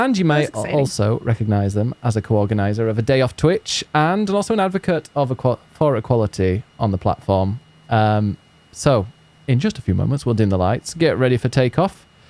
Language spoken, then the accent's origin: English; United Kingdom; I'm being British